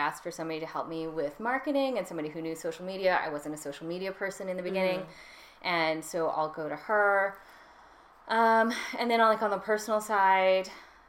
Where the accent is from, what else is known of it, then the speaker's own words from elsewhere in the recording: Canada; I grew up in Canada.